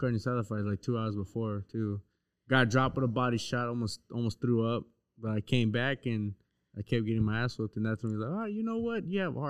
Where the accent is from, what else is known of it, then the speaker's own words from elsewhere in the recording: San Diego, California, United States; I grew up in San Diego in the North Park neighborhood. I got family all around San Diego, but my family is mostly from Golden Hills. But I mostly lived around my grandma's house in South Park.